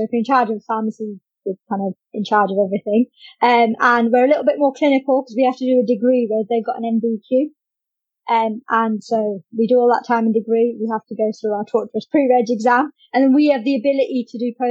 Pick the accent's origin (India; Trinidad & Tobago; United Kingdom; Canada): United Kingdom; London; moved away as an adult; also born or lived in Kent / Maidstone; I'm from London originally.